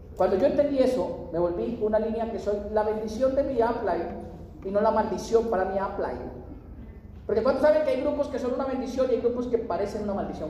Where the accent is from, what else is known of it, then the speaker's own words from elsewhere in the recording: Colombia; soy de Colombia, soy de Colombia, estoy conociendo